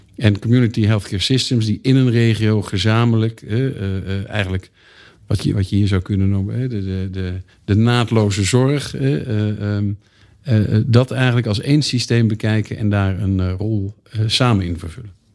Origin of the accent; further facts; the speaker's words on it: Eindhoven, North Brabant, Netherlands; moved away as an adult; also born or lived in Leiden; ik kom uit Eindhoven. Toen ik in 1989 ging studeren in Leiden